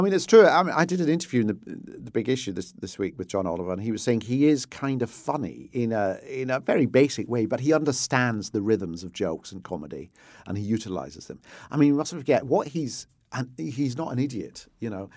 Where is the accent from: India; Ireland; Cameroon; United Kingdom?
United Kingdom; Glasgow, Scotland; I grew up in Hill Head, where the, the famous Hill Head by-election, Roy Jenkins trying to become leader of the S D P by winning the Hill Head seat in class